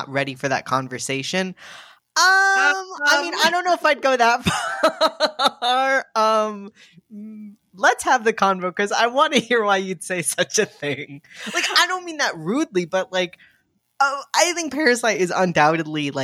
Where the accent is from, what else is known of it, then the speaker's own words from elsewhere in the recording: United States; an American who's lived here forever